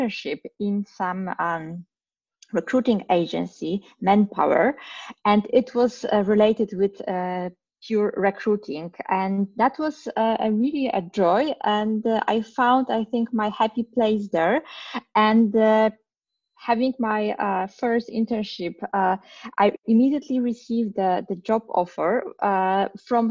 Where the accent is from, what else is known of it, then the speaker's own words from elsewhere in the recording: Poland; moved away as an adult; now in Berlin, Germany; Originally, I'm from Poland. I was born and raised there